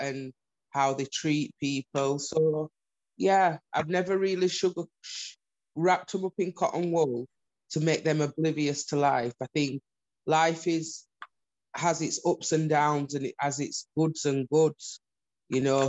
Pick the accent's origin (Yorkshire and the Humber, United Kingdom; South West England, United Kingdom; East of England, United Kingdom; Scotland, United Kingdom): Yorkshire and the Humber, United Kingdom; Huddersfield; I was born in Huddersfield